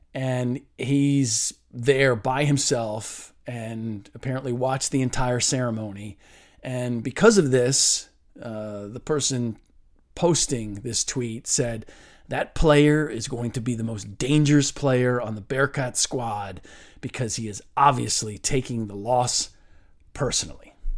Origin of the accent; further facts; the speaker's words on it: Cincinnati, Ohio, United States; I'm from Cincinnati